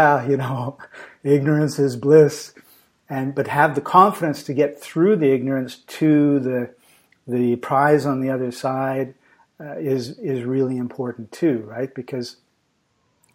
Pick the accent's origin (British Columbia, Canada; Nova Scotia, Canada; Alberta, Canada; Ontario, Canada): British Columbia, Canada; Vancouver; I'm talking to you from Macedonia in Europe, but I come from Vancouver, BC, Canada